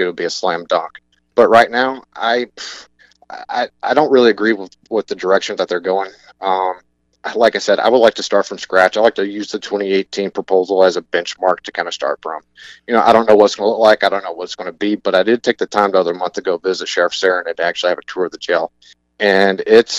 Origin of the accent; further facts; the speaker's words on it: Northeast Alabama, United States; moved away as an adult; also born or lived in Upper Peninsula, Michigan; now in Michigan, United States; I'm from Northeast Alabama originally. I made it up here at Michigan Tech back in 2007